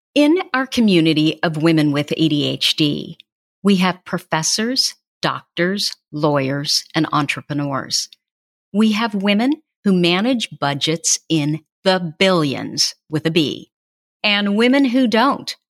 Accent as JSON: {"language": "English", "town": "Burlingame", "country": "United States", "tie": "born or raised there", "said": "As a child, they called me the … after my hometown"}